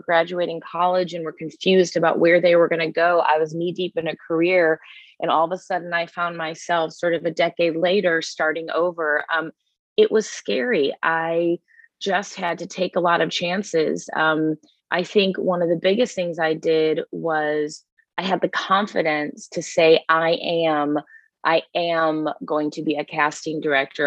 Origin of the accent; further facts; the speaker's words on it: Chicago, Illinois, United States; moved away as an adult; also born or lived in Los Angeles; I grew up in the suburbs of Chicago